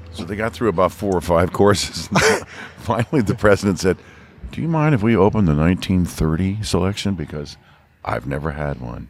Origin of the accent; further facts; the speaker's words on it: U.S. Virgin Islands; moved away; I was born in Saint Thomas